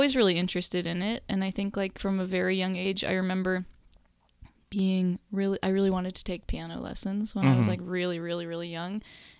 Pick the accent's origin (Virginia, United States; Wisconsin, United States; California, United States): California, United States; Los Angeles; I grew up in LA in the Valley.